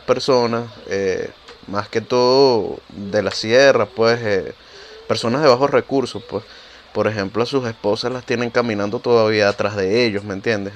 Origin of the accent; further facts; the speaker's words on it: Venezuela; now in Peru; los tres que estamos acá somos venezolanos. Yo por lo menos vivo en Perú